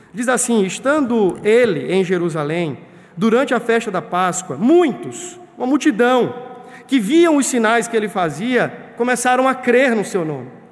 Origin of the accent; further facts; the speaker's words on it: Brazil; nascemos no Brasil